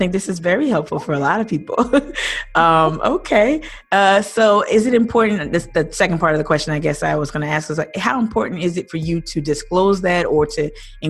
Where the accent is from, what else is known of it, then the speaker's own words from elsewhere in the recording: New Jersey, United States; moved away as an adult; also born or lived in Philadelphia / Low Country, South Carolina; now in Charleston area, United States; I was born and raised in New Jersey, lived in Philadelphia for the 10 years prior to my moving to this area.